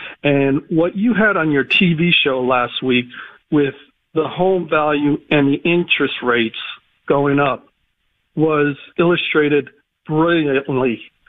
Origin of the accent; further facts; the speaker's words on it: United States; I'm a transplant from the New Jersey, New York area, and I'm in central PA now.